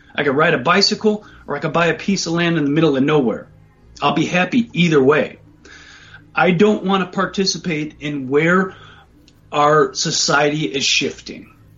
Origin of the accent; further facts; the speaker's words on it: United States; growing up in the United States